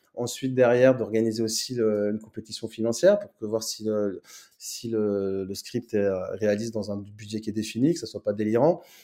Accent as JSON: {"language": "French", "town": "Nanterre", "region": "Île-de-France", "country": "France", "tie": "born or raised there", "said": "Je suis né, né et grandi à Nanterre dans le 92, donc région parisienne"}